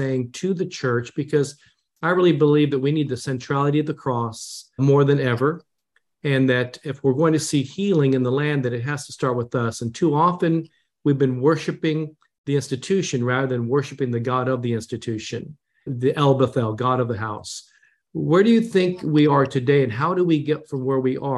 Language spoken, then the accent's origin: English; Japan; when I was born in Japan